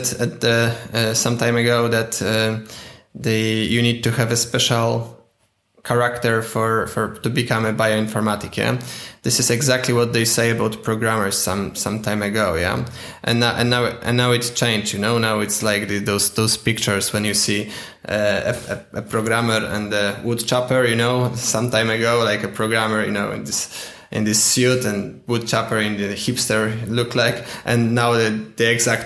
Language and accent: English; Poland; English is a second language; I'm from Poland.